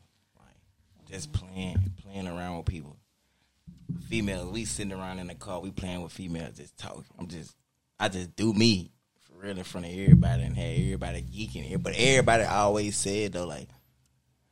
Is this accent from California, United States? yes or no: no; Shreveport, Louisiana, United States; I'm from Shreveport, Louisiana, 318 Rachet City